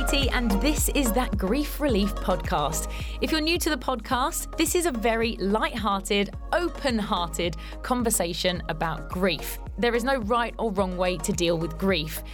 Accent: Sussex, South East England, United Kingdom; born or raised there; moved away as an adult; also born or lived in Hammersmith, London / Hounslow

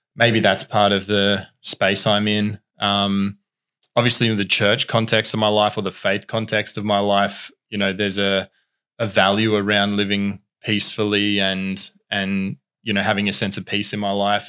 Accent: Tasmania, Australia; also born or lived in Queensland; I was originally born in Queensland. Our family moved to Tassie when I was ten. Um, and so have been here ever since, been on the Northwest Coast ever since.

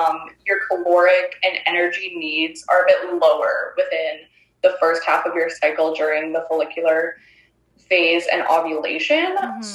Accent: Ontario, Canada; moved away as an adult; now in Northern British Columbia, Canada; I'm originally from Ontario. We've only lived here for a few months.

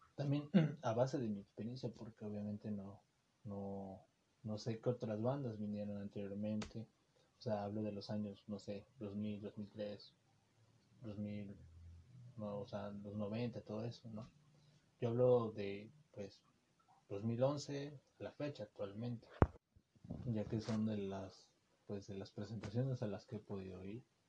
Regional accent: Xalapa, Veracruz, Mexico; los que somos de Jalapa

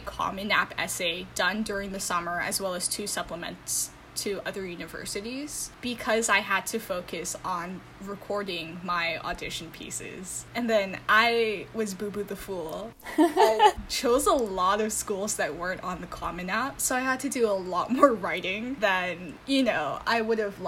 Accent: Honolulu, Hawaii, United States; moved away as an adult; now in New York City, United States; I was born and raised in Honolulu, Hawaii, and I moved

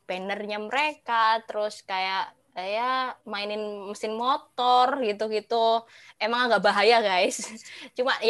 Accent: Surabaya, East Java, Indonesia; aku kan dari Surabaya nih kebetulan. Nah, kalau di Surabaya dulu sih ya, dulu pas aku masih kecil sampai SMP, SMP, SD kelas 6 gitu

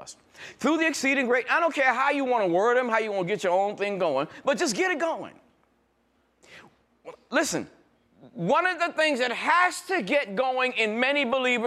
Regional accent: New York, United States; I'm new from New York

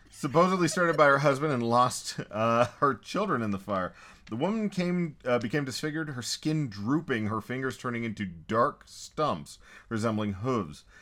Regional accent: Texas, United States; I'm almost toxically Texan

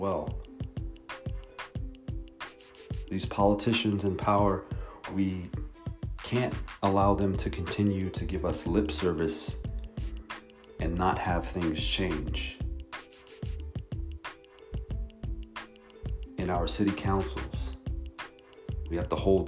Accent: New York, United States; now in Palo Alto, United States; growing up in New York and being out here in California

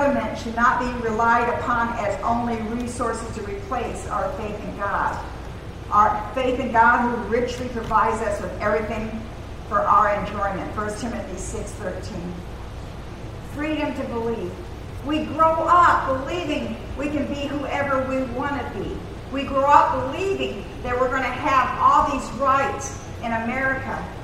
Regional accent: United States; also born or lived in Germany; We Americans

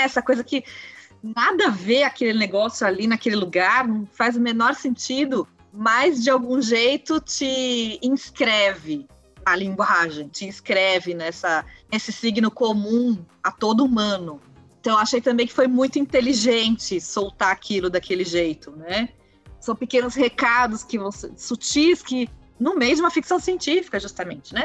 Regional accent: Brazil; a gente, como brasileiro

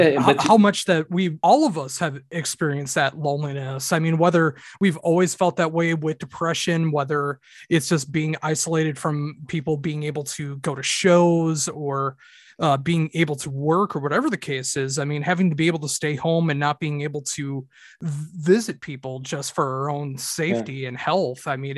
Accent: Minnesota, United States; I'm from Minnesota in the United States.

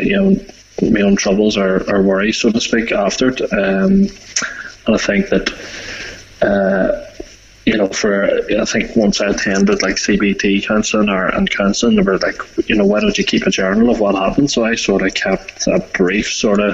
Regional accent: Belfast, Northern Ireland, United Kingdom; moved away as an adult; now in County Armagh, United Kingdom; I'm originally from Belfast. Just recently moved to the country of Armagh

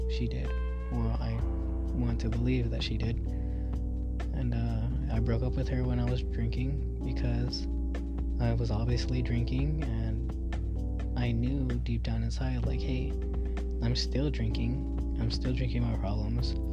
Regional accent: North Carolina, United States; growing up in North Carolina, I mean, I've never met one person there that wasn't racist towards Mexicans.

